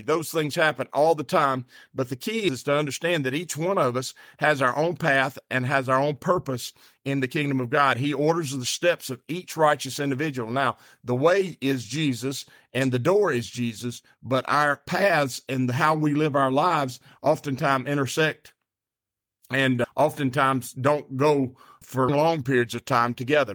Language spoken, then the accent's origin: English; the South, United States; I'm so country and I'm from the South